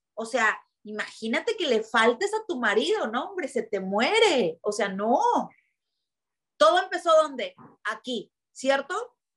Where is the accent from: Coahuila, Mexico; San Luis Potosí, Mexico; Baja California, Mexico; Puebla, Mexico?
Baja California, Mexico; Tijuana; es que ¿por qué nacimos en Tijuana? Es que ¿por qué somos de aquí?